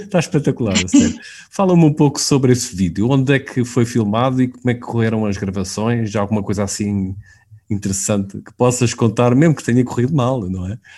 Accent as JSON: {"language": "Portuguese", "town": "Queluz", "region": "Lisbon", "country": "Portugal", "said": "eu sou aqui de Queluz"}